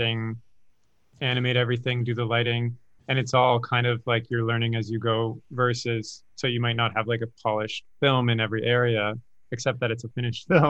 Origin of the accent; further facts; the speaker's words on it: Waterloo, Ontario, Canada; my hometown of small Waterloo, where I grew up in Canada